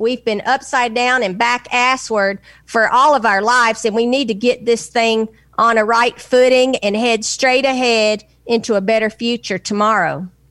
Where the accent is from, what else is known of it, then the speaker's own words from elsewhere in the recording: Nashville, Tennessee, United States; I'm from Tennessee. I was born in Nashville